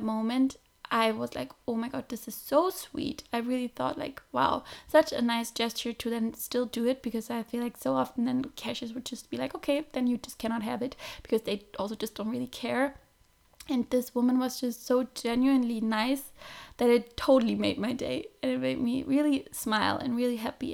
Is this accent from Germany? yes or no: yes; Germany; moved away; I'm from Germany